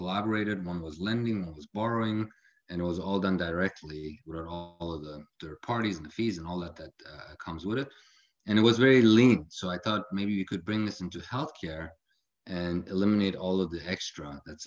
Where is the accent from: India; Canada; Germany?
Germany; Frankfurt, Hesse; moved away as an adult; also born or lived in Illinois, United States; now in Palm Desert, United States; I grew up in Germany, mostly around Frankfurt area, where I went to high school